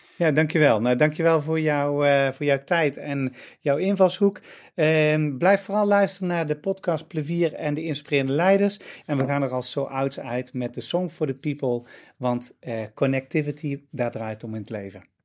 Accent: Netherlands; Wij als Nederlanders

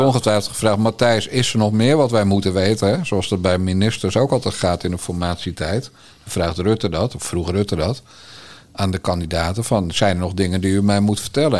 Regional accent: Bergambacht, South Holland, Netherlands; ik ben opgegroeid in Bergambacht, dat weet je, in de Waard

